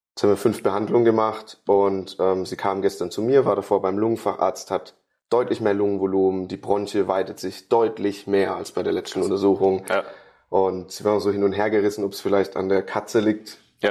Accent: Karlsruhe, Baden-Württemberg, Germany; ich komme aus Karlsruhe

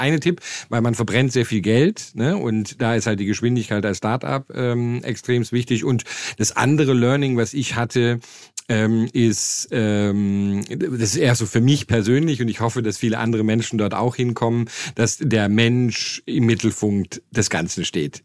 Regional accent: Germany; moved away; als Deutscher

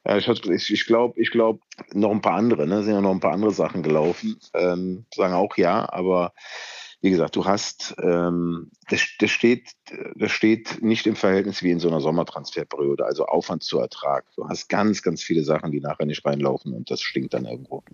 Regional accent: Germany; hier bei uns in Deutschland

